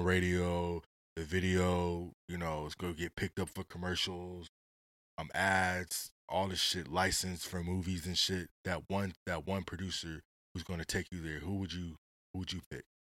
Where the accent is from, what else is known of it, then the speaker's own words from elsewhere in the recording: West Coast, United States; I'm from the West